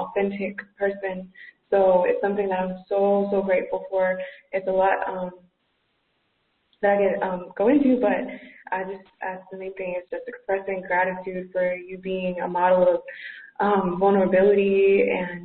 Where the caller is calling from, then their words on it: Athens, Georgia, United States; I'm calling you from Athens, Georgia